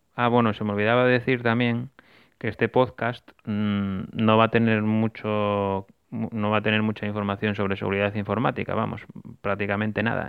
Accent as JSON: {"language": "Spanish", "region": "Asturias", "country": "Spain", "said": "volví para mi tierra, para Asturias"}